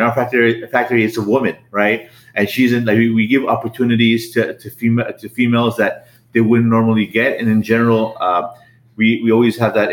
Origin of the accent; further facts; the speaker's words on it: Los Angeles, California, United States; We were both born and raised in the San Fernando Valley, in Van Nuys